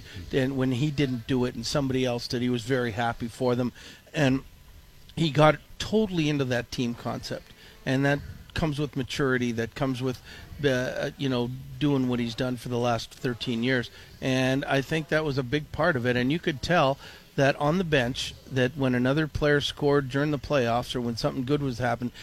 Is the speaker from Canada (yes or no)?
yes; Toronto, Ontario, Canada; moved away as an adult; now in Minnesota, United States; growing up in Canada, in Toronto